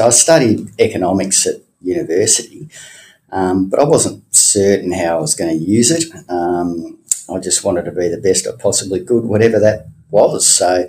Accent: Tasmania, Australia; Fantastic. Love Tassie. People are great. Lots of places to see. Cascade Draft was very tasty. It was a good place to grow up in. Loved living there.

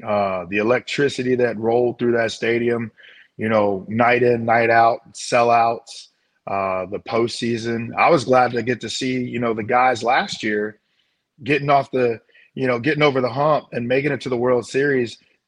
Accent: St. Louis, Missouri, United States; Yeah, it is St. Louis, you know, having been grown up, born and raised in St. Louis, understanding what Cardinal fans are and the passion that the fans in St. Louis have

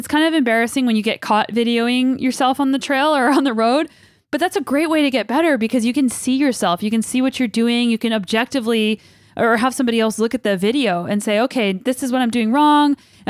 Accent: United States; now in Canada; I'm an American in Canada. And apparently I'm talking more like a Canadian these days, which is, I guess, to be expected.

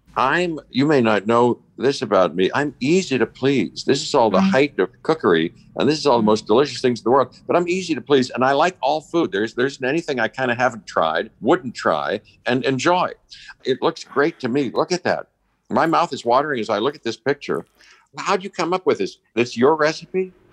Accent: Pittsburgh, Pennsylvania, United States; I grew up in Pittsburgh

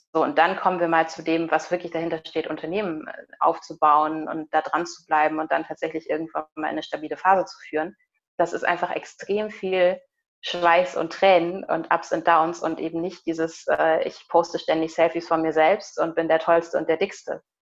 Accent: Germany; ich bin in Deutschland geboren

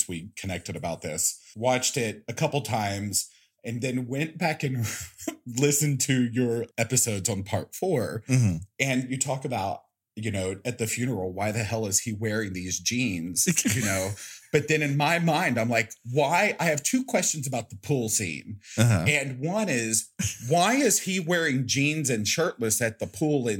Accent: Arkansas, United States; I come from Arkansas

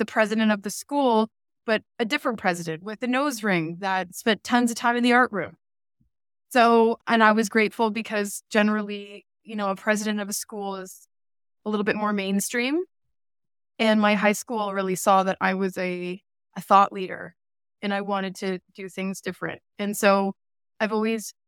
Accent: Brantford, Ontario, Canada; also born or lived in New York / Connecticut; now in Toronto, Canada; I went to school in Brantford, Ontario, and my high school was Brantford Collegiate Institute

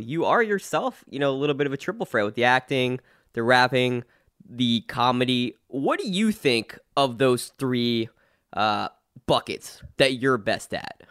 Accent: New Jersey, United States; I'm from New Jersey

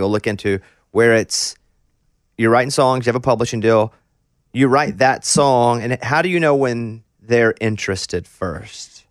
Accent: Mountain Pine, Arkansas, United States; moved away as an adult; now in Nashville, United States; I'm from Mountain Pine, Arkansas. I never lived in a city this big.

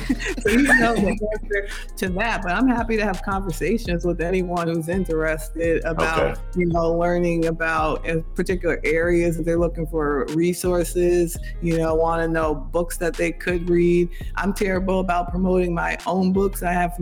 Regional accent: New York, United States; now in Baton Rouge, United States; So I tell people I'm a New Yorker for life. I still have my 518 cell phone number. I refuse to give it up for the 225

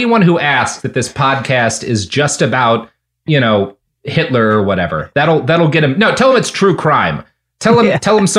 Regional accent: Texas, United States; Look, man, I grew up in Texas.

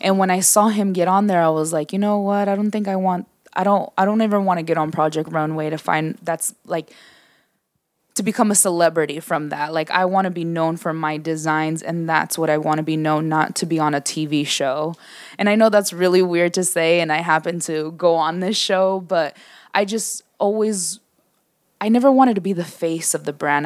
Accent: San Diego, California, United States; born and raised in Southeast San Diego

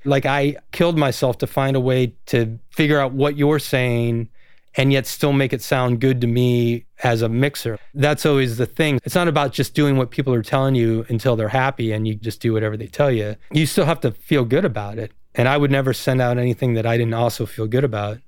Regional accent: Hudson, Ohio, United States; moved away; also born or lived in San Mateo, California / Oakland, California; we were in just outside of Cleveland, Ohio, in a small town called Hudson. I was there for ten years

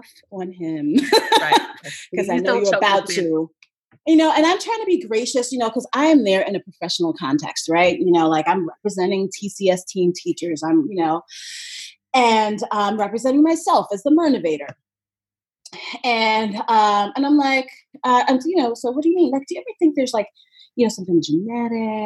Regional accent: New York City, New York, United States; my hometown marathon

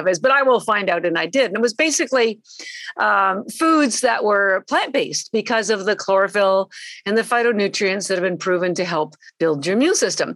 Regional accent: Canada; moved away as an adult; now in Boston, United States; I'm actually Canadian. I've lived in Boston, though, for 33 years

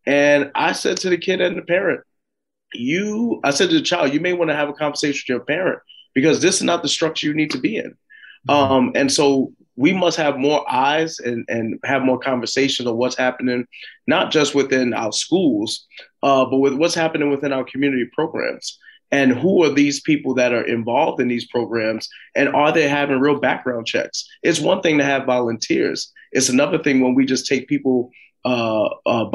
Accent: New York City, New York, United States; we're all from New York City

